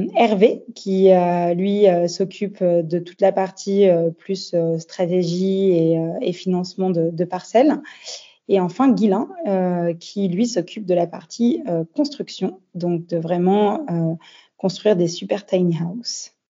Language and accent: French; France; also born or lived in Australia / Paris / Nice; now in Bordeaux, France; ça faisait déjà sept ans que j'étais partie de France. Euh, j'arrivais sur mes 30 ans et euh, j'avais euh, envie de rentrer un peu en France